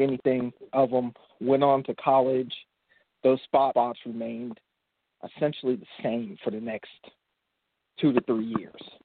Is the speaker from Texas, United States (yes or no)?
no; Central Florida, United States; moved away as an adult; now in Atlanta, United States; I am from Atlanta, Georgia. I mean, I guess I am technically from Central Florida, but I've lived in Atlanta, Georgia the last 20 years